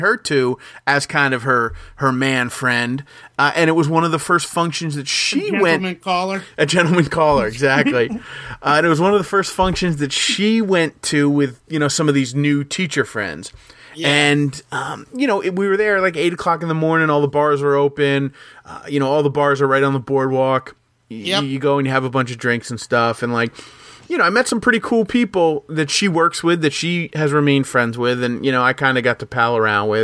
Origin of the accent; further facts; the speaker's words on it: Jackson, New Jersey, United States; moved away as an adult; now in Long Branch, United States; I grew up in Jackson.